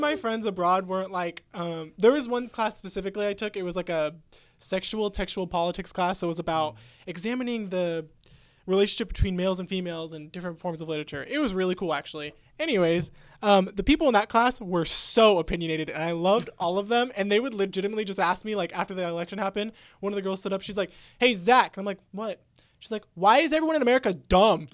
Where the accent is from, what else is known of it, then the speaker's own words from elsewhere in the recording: Midwest, United States; accent: Midwest; you sound like you're from like the midwest